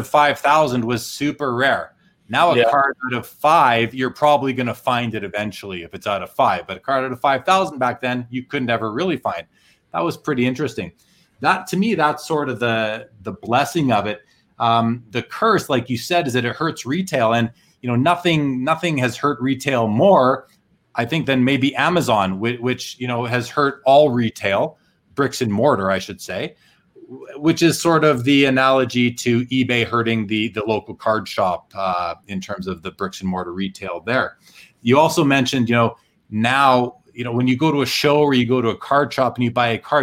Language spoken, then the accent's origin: English; Winnipeg, Manitoba, Canada; I grew up in Winnipeg, which, you know, just north of North Dakota in Canada